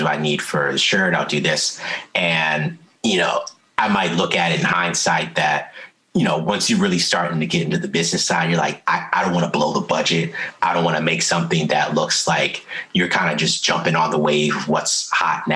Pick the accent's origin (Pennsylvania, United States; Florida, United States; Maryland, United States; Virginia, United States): Maryland, United States; Columbia; also born or lived in Baltimore, Maryland; I'm from Columbia, but, you know, I've always, my family's in Baltimore, you know, I went to school in the county, always played in the city and everywhere.